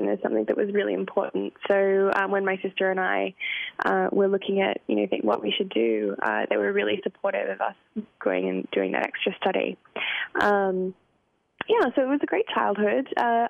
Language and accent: English; Lismore, New South Wales, Australia; now in Chicago, United States; Lismore is a country town, and it's close to Byron Bay